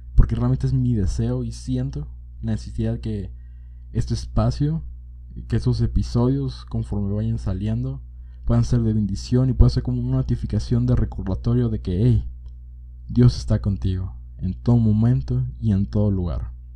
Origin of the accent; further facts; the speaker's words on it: Monterrey, Nuevo León, Mexico; now in Jalisco, Mexico; Cuando era niño, mi mamá y yo nos mudamos a la ciudad de Monterrey y ahí vivimos una gran temporada de nuestras vidas.